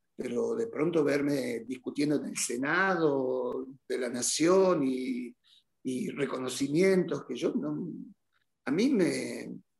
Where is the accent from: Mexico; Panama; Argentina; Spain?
Argentina; Rosario de la Frontera, Salta; moved away; Rosario de la Frontera, un pueblito que amo, que es mi, obviamente mi lugar en el mundo. Este, uno nunca deja de ser de Rosario de la Frontera.